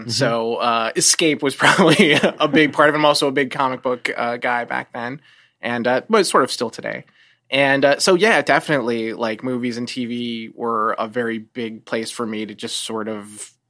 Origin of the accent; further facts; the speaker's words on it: Westfield, New Jersey, United States; also born or lived in Watchung, New Jersey; A small, well, I grew up in one town called Westfield, and then we moved to another town nearby, not far from there.